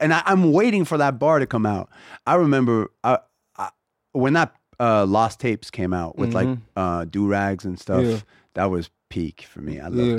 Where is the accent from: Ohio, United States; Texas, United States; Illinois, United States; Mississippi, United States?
Texas, United States; We want to be the … of funk. I'm from Texas. They're the biggest influence on ….